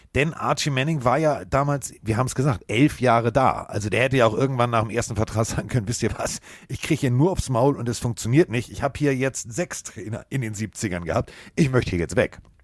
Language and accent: German; Northern Germany, Germany; ich komme aus Norddeutschland